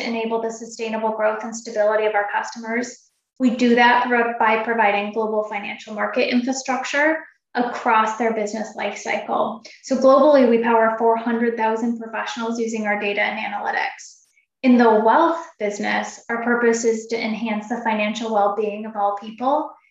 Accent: Oregon and Washington, Pacific Northwest, United States; now in Chicago, United States; I grew up in Oregon and Washington, and so that's where my home is.

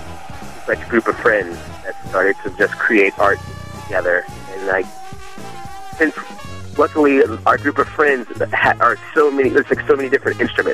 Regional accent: Richmond, Virginia, United States; Sure. Yeah, we're from Richmond, Virginia, and the band came to exist.

